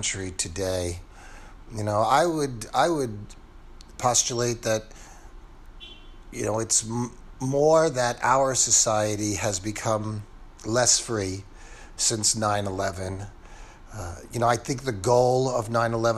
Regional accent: New York City, New York, United States; moved away as an adult; I'm originally from New York City. I haven't lived there for about 16 years now

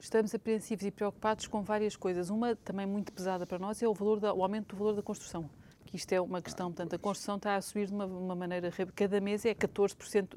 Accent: Lisbon, Portugal; also born or lived in London; nós temos que tomar consciência como lisboetas

